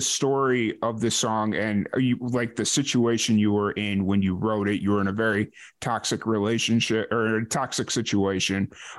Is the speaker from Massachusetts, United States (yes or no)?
no; Chicago, Illinois, United States; moved away as an adult; I grew up in Chicago, so I used to be okay with this weather, but now that I haven't lived in Chicago in about 15 years